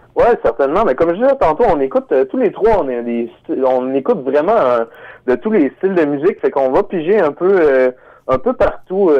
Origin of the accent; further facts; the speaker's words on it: North Shore of Montreal, Quebec, Canada; nous on vient de la rive nord de Montréal